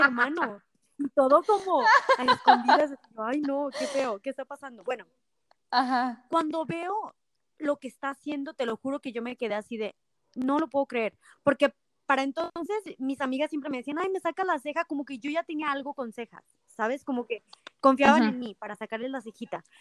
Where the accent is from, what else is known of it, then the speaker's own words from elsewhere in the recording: Nochistlán, Zacatecas, Mexico; also born or lived in Guadalajara / United States; now in Aguascalientes, Mexico; Yo soy de Nochistlán, Zacatecas